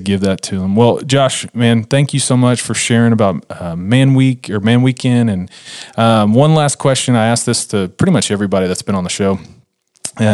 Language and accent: English; Texas, United States; I'm from Texas